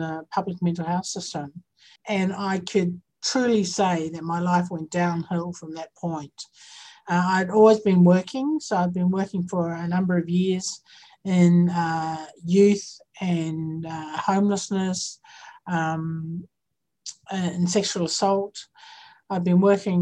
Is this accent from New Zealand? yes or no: yes; New Zealand; now in Victoria, Australia; I'm from Aotearoa. I'm Indigenous to Aotearoa